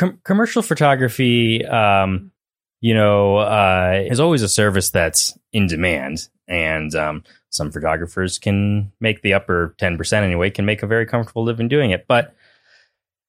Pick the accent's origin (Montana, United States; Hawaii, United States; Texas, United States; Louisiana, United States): Montana, United States; Hamilton; also born or lived in Missoula; my hometown in the Bitterroot in Hamilton